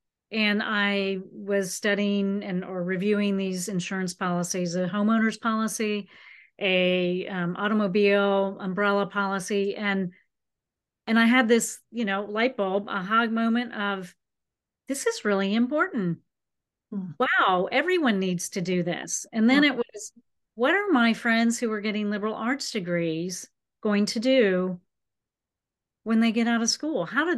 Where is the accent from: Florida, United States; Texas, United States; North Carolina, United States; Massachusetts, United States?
Florida, United States; I was from the West Coast of Florida, the Tampa Bay area.